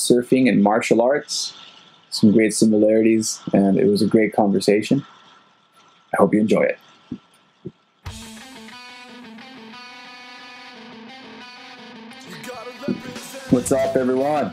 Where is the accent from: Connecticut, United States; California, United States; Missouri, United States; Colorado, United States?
California, United States; San Diego; I'm from San Diego